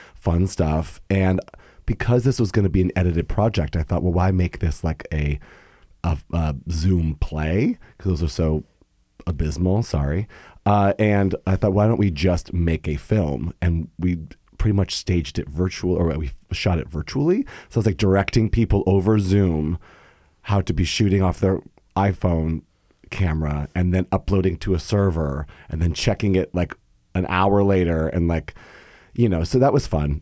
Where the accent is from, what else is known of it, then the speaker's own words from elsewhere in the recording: San Diego, California, United States; moved away as an adult; also born or lived in Bay Area, California; now in New York, United States; growing up, growing up in San Diego